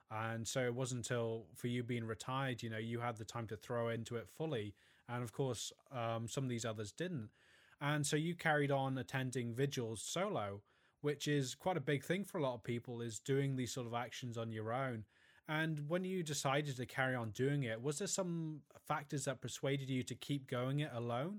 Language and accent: English; Wales, United Kingdom; Yeah, I'm originally from Wales, although I don't sound like the Welsh boy who I used to be anyway.